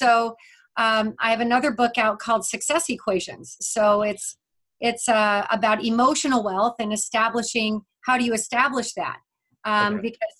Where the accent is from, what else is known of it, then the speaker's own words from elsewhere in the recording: Vail, Colorado, United States; moved away; also born or lived in Leadville, Colorado; I grew up in Vail, Colorado.